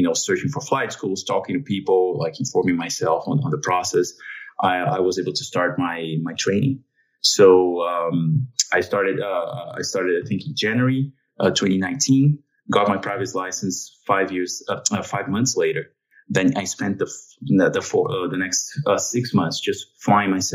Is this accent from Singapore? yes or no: no; São Paulo, Brazil; moved away as an adult; now in United States; My hometown is São Paulo, Brazil. That's where I grew up